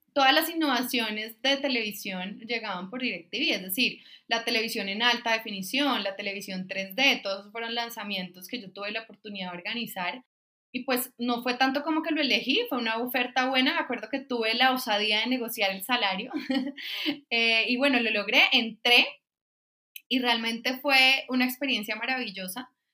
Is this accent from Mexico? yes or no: no; San Andrés, San Andrés, Providencia and Santa Catalina, Colombia; Mi infancia fue en San Andrés Islas, una isla pues del Caribe colombiano